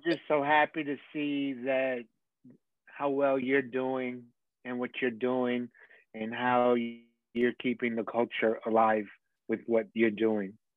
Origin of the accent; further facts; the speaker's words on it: New York City, New York, United States; growing up in the Bronx at that time